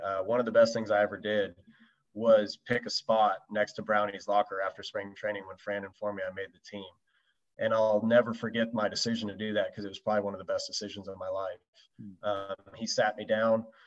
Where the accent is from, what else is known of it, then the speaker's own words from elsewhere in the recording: West Coast, United States; I was from the West Coast